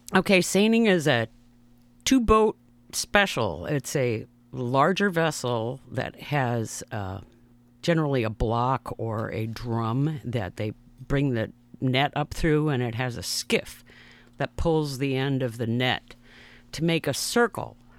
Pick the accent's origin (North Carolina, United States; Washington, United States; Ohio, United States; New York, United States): Washington, United States; Seattle; I grew up in Seattle, Washington, in a neighborhood